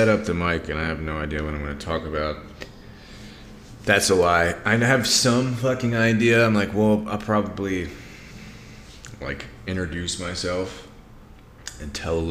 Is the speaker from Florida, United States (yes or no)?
no; Greenville, Mississippi, United States; moved away as an adult; also born or lived in Austin, Texas / St. Louis, Missouri / Bay Area, California; now in Las Vegas, United States; I'm from Mississippi. Was born in 1984 in Greenville, Mississippi, which is this little town right off the river